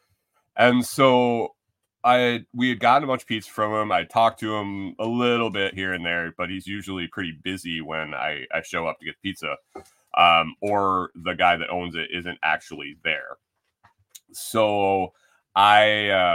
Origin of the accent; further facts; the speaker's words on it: Buffalo, New York, United States; moved away; also born or lived in Minnesota; I grew up in Western New York eating good thin crust pizza in New York City, in Buffalo.